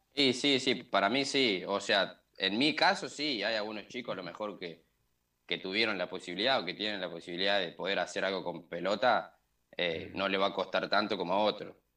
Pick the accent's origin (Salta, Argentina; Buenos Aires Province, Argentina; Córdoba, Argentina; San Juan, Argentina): Córdoba, Argentina; moved away; soy de Córdoba